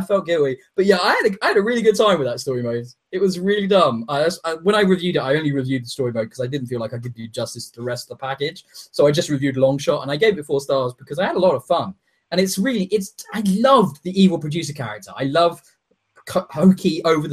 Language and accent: English; England, United Kingdom; I'm from England.